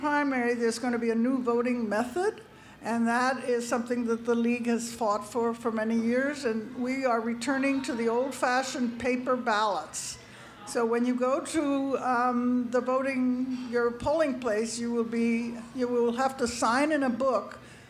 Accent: California, United States; now in Pennsylvania, United States; because I came from California, I had never seen before

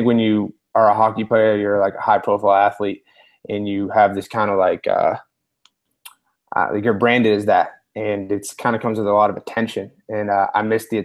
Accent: Boston, Massachusetts, United States; I was born and raised in Charlestown, Massachusetts

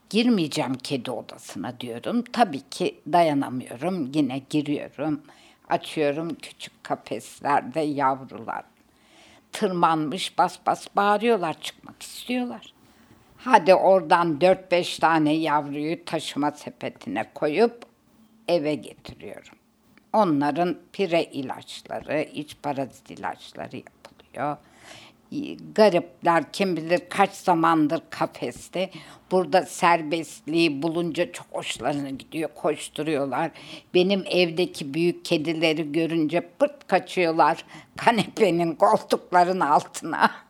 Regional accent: Ankara, Turkey; born there; 1947 senesinde Ankara'da doğdum. Babam da askerdi. O sıra orada tayin olmuş, oradalanmış, orada doğmuşum. Ama nerede büyüdüm? Oo, Türkiye'nin her yerinde büyüdüm diyeyim.

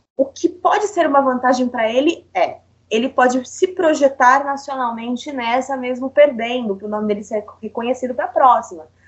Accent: São Paulo, Brazil; sou paulista

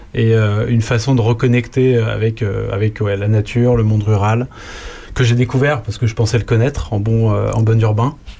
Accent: Lyon, Auvergne-Rhône-Alpes, France; moved away as an adult; also born or lived in Toulouse / Paris / Germany; je suis né, j'ai grandi à Lyon, j'ai fait mes études à Lyon.

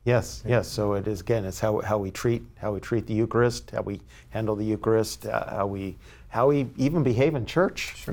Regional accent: San Diego, California, United States; now in San Francisco, United States; I was born and raised in San Diego

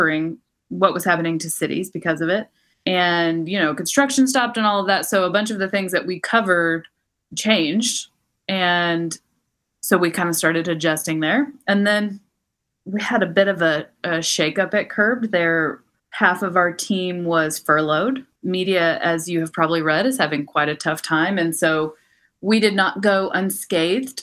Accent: Texas, United States; also born or lived in New York / London / Mexico; now in Los Angeles, United States; I'm born and raised in Texas

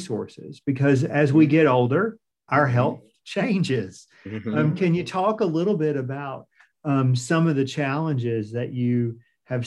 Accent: Piedmont Triad, North Carolina, United States; I grew up in the Piedmont Triad

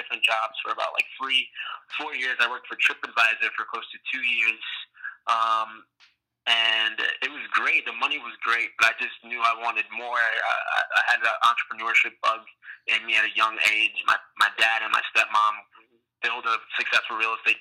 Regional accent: New York City, New York, United States; I'm originally from New York City, from Brooklyn.

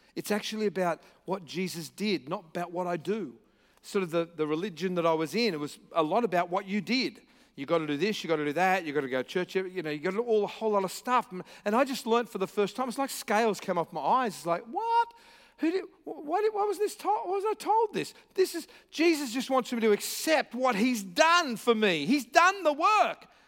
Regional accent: Australia; I'm here from Australia with a funny accent

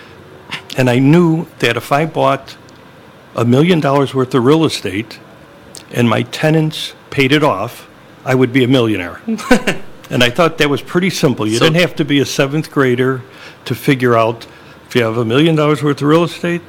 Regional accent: Elmwood Park, Illinois, United States; I grew up in Elmwood Park, so it wasn't that far from Des Plaines.

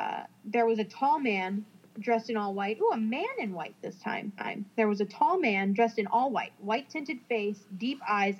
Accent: Brazil; As a matter of fact, I'm from Brazil, and it's a very religious country, so I grew up Catholic, respecting and helping older people and others, helping with the chores and so on.

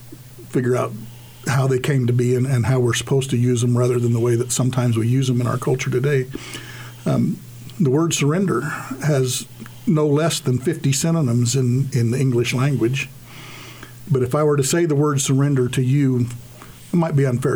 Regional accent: United States; As American soldiers

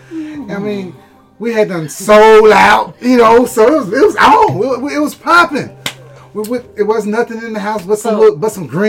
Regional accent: Houston, Texas, United States; I'm from Houston.

